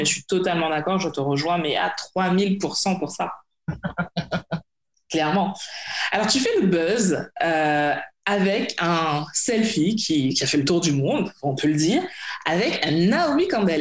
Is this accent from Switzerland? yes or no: no; Guadeloupe; sur des petites îles comme chez nous, comme la Guadeloupe